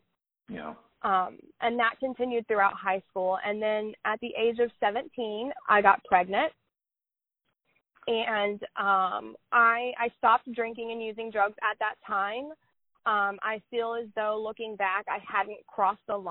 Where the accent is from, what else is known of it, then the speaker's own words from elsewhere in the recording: Oklahoma, United States; I am from Oklahoma